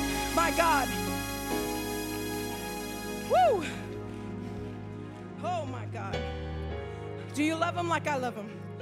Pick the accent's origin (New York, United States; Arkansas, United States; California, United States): California, United States; Tulare; now in Fort Myers, United States; I as most of you know, I am not a native to Florida. I'm from California, a city called Tulare, and it is but just a small speck on the map.